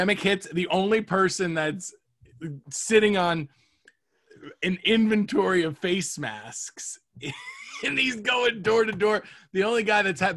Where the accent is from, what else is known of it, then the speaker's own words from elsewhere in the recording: Fort Myers, Florida, United States; moved away; also born or lived in Poughkeepsie, New York / New York; I was born in New York, and then I grew up in Florida